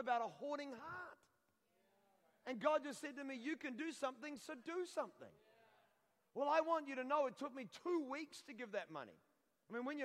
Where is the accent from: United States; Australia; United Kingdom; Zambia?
United Kingdom; Scotland; I'm Scottish. You can tell by the hair.